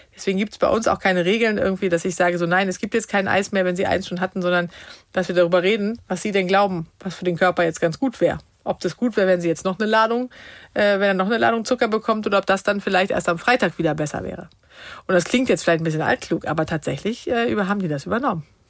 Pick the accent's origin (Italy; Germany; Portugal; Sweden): Sweden; moved away; wir kommen ja aus Schweden ursprünglich